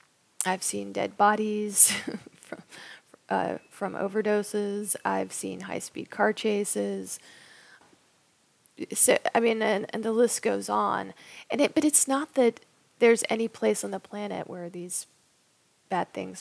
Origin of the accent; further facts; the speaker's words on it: Raleigh, North Carolina, United States; moved away; I'm from Raleigh, North Carolina, and I'm most likely going to be moving back there.